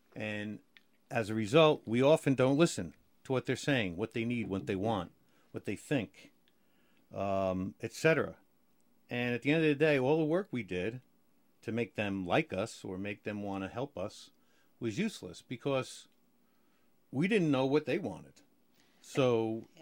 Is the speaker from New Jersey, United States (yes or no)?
yes; New Jersey, United States; now in Maryland, United States; I'm a Jersey boy